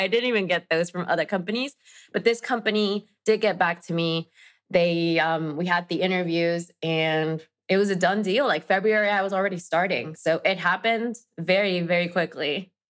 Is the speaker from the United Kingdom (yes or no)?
no; Mexico; English is a second language; moved away as an adult; now in New York, United States; I am originally from Mexico. I am now based in New York